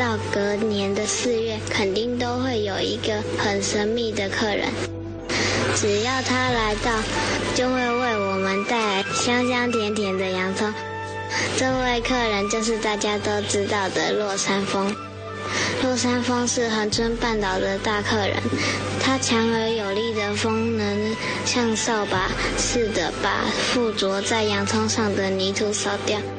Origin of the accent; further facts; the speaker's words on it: Kenting, Pingtung County, Taiwan; 我是个从小在垦丁长大的小孩，所以对这里很了解。